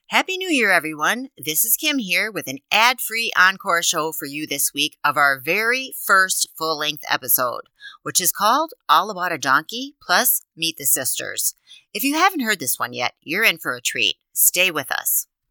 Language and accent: English; Midwest, United States; We grew up in the Midwest, and some of us are still there